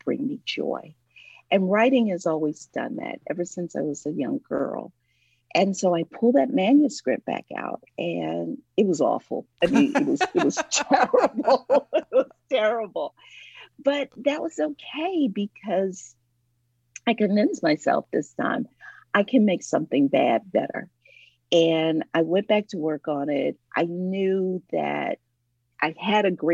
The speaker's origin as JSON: {"language": "English", "region": "Ohio", "country": "United States", "moved": "yes", "lives_now": "Atlanta, United States"}